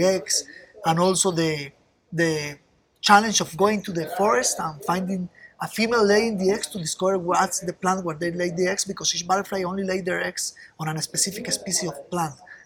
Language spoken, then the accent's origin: English; Costa Rica; I was born here in Costa Rica some time ago